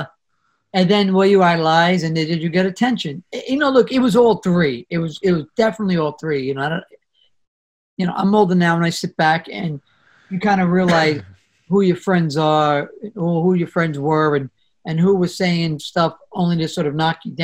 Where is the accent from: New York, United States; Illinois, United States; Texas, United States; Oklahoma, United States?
New York, United States; New York City; I come from the Bronx, family of seven.